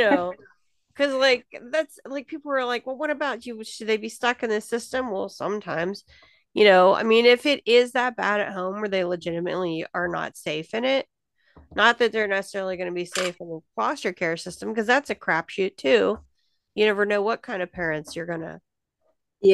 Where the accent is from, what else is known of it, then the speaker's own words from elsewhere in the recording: Pittsburgh, Pennsylvania, United States; I'm from Pennsylvania, too. I was born in Pittsburgh